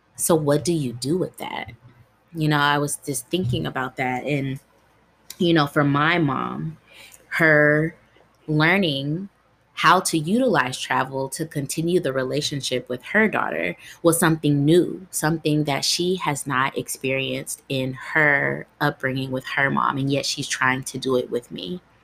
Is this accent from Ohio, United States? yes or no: yes; Dayton, Ohio, United States; also born or lived in Columbus, Ohio; I grew up in Ohio, Dayton, Ohio, to be specific